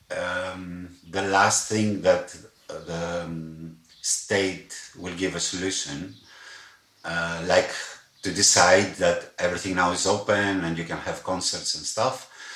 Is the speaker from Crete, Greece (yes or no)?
no; Athens, Attica, Greece; moved away as an adult; now in Berlin, Germany; I'm from Athens. I'm a Greek guy